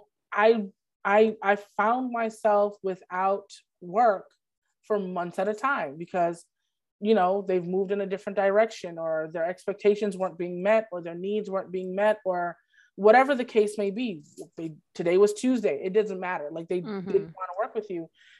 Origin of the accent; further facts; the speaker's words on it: Brooklyn, New York, United States; I am from Brooklyn